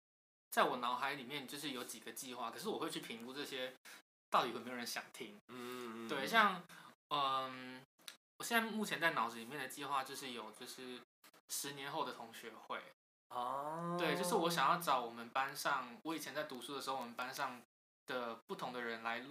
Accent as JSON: {"language": "Chinese", "town": "Banqiao", "region": "New Taipei", "country": "Taiwan", "said": "我台北人。"}